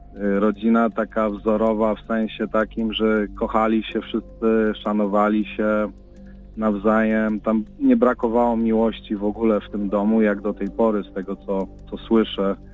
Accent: Chicago, Illinois, United States; wychowaliśmy się na Jackowie jako dzieci

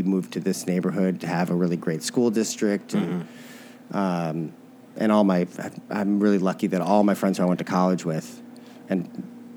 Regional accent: St. Louis, Missouri, United States; as a kid magician growing up in St. Louis

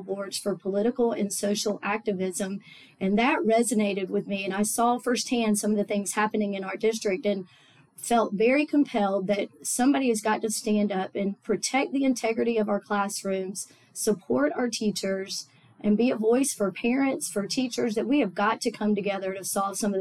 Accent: Tallahassee, Florida, United States; also born or lived in Auburn, Alabama / Augusta, Georgia; I grew up in Tallahassee. We moved here when I was 3 months old

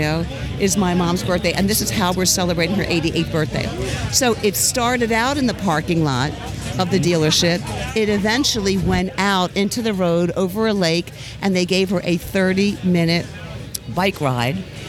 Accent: Philadelphia, Pennsylvania, United States; moved away as an adult; now in Sarasota, United States; I'm from Philadelphia originally

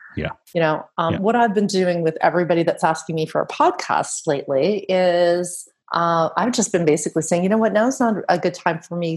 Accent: Canada; accent: Canadian; moved away as an adult; now in Netherlands; that's how you know I'm Canadian because I said the about

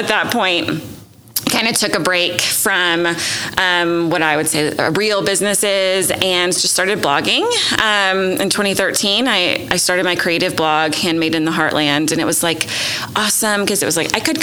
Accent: Nashville, Tennessee, United States; moved away as an adult; also born or lived in Rhode Island; now in Oklahoma City, United States; I grew up in Nashville, Tennessee

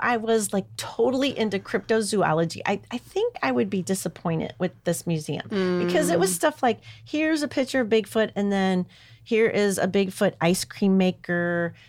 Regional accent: Hazelwood, Missouri, United States; I grew up in Hazelwood.

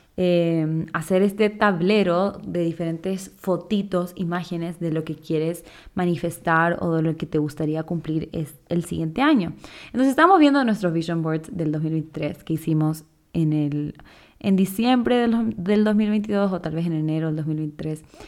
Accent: Chile; also born or lived in Quito, Ecuador / Guayaquil, Ecuador; now in Ecuador; yo soy chilena, pero vivo en Ecuador hace ya como 15 años

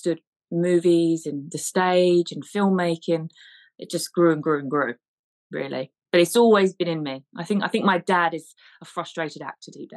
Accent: United Kingdom; I'm a British filmmaker, actress, producer, writer

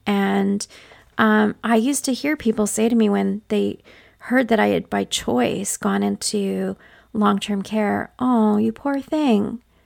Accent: northwestern Ontario, Canada; accent: Canadian; But I grew up in northwestern Ontario, Canada, to a single mother

